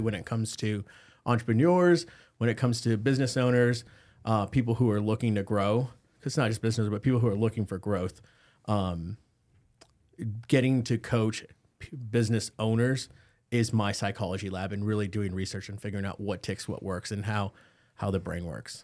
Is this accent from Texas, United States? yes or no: yes; McAllen, Texas, United States; moved away; I started in South Texas in the Rio Grande Valley in McAllen. That's where my hometown's